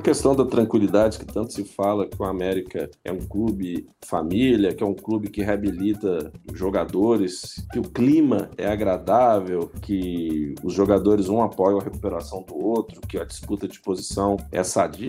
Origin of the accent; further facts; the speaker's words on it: Minas Gerais, Brazil; como bons mineiros que somos